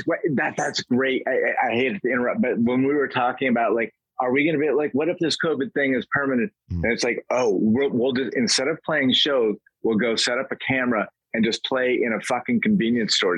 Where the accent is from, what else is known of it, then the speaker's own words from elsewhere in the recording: Vermont, United States; I grew up in Vermont, where the closest dirt road is like three miles away